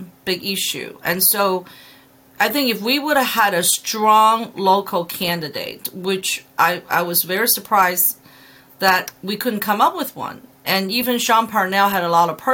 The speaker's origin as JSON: {"language": "English", "country": "Hong Kong", "also_born_or_lived": "China", "moved": "yes", "lives_now": "Pennsylvania, United States", "said": "I'm an immigrant from Hong Kong and China coming to Pennsylvania."}